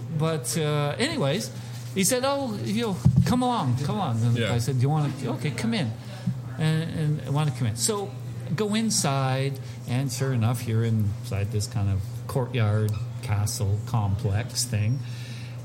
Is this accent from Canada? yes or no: yes; Canada; I'm from Canada